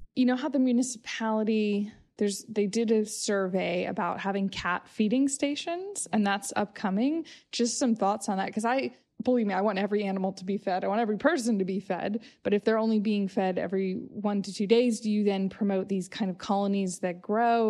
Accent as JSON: {"language": "English", "country": "United States", "tie": "born or raised there", "moved": "yes", "said": "I grew up in the States"}